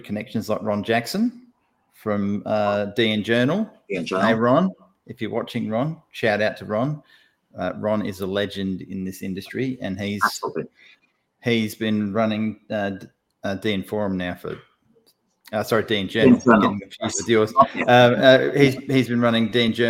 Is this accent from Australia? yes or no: yes; Australia; accent: Australian; I'm sort of a fairly typical Aussie bloke